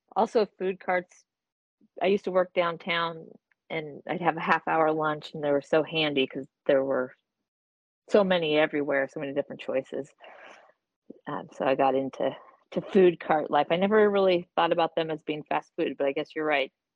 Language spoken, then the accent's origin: English; Portland, Oregon, United States; I grew up in Portland, actually, in Northeast